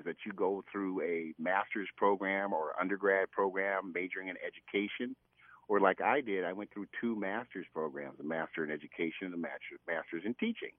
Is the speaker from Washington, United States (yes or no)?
no; Minnesota, United States; except I wasn't, I was from America, in Minnesota.